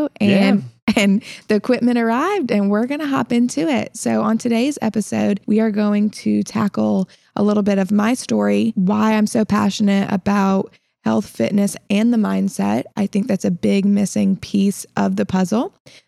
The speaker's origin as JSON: {"language": "English", "region": "Illinois", "country": "United States", "also_born_or_lived": "South Carolina", "said": "Yeah. So I was originally from Illinois, but I've lived in South Carolina, hence the accent that I apparently have now."}